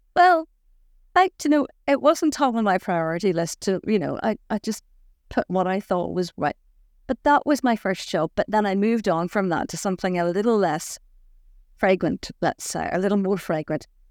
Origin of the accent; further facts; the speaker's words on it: Saintfield, Northern Ireland, United Kingdom; I was born in Saintfield in County Down